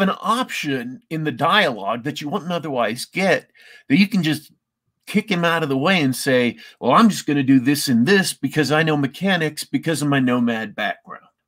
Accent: Isle of Man; I'm actually Manx, not quite Welsh

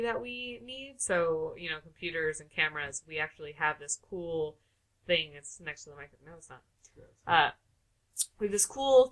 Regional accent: New York, United States; I am from New York

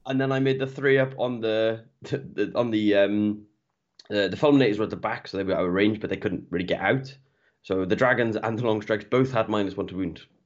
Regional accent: Welsh, Wales, United Kingdom; I'm Welsh, I'm Welsh through and through.

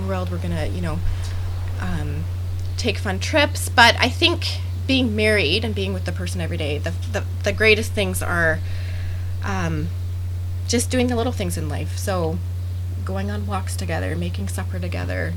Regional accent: Calgary, Alberta, Canada; I am from Canada. So my husband and I are both from Calgary, Alberta

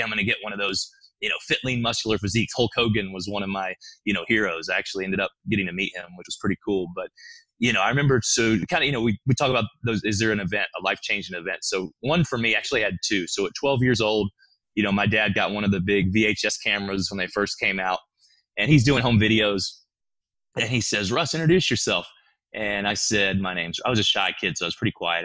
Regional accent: Birmingham, Alabama, United States; I grew up in Birmingham, Alabama

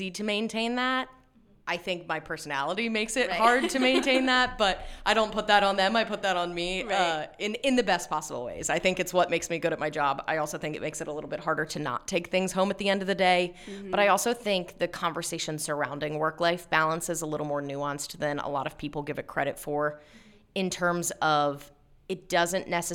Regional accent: Lancaster, Pennsylvania, United States; also born or lived in Shippensburg, Pennsylvania; I was born and raised in Lancaster, went to Hempfield, went to Shippensburg, which is only about an hour and 20 minutes up the road, and then came right back

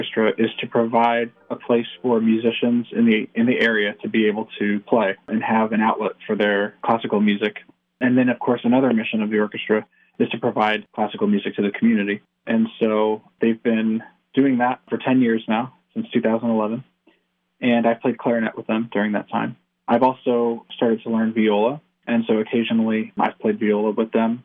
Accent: Pittston, Pennsylvania, United States; I'm from the Pittston area

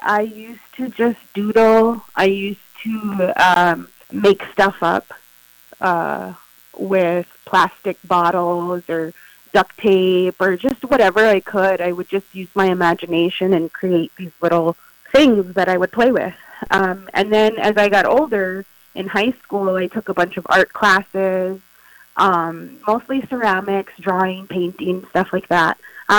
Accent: San Antonio, Texas, United States; born there; now in Crookston, United States; So originally, I was born in San Antonio, Texas. I lived there till summer of 95. And then in 95, that summer, we moved up here to Crookston, Minnesota.

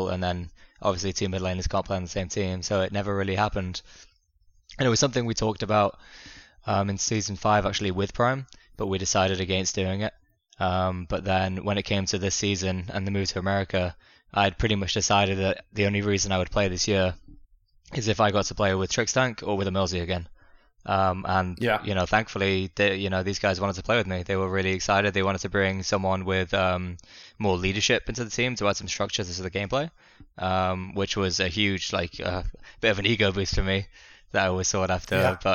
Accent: Wales, United Kingdom; I'm from Wales in the United Kingdom

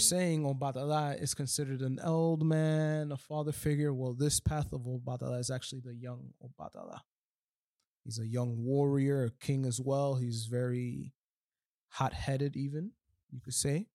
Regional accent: New York, United States; moved away as an adult; now in Miami, United States; I'm from New York, I was raised in New York

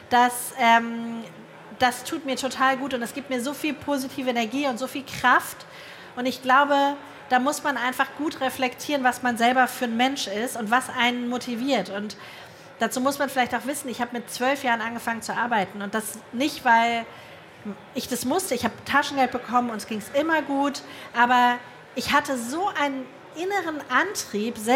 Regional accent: Hamburg, Germany; Ich komme aus Hamburg, da sagt man Herrentoilette.

